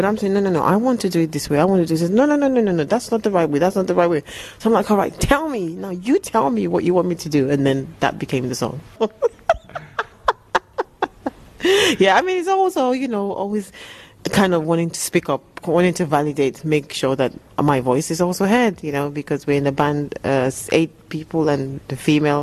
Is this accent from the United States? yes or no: no; Nigeria; also born or lived in England; now in London, United Kingdom; I grew up born in England, but growing up in Africa, I've got the influences of both